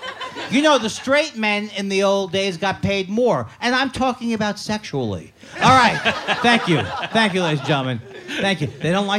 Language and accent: English; Miami, Florida, United States; Well, I grew up in Miami, Florida, so most of my friends are retired.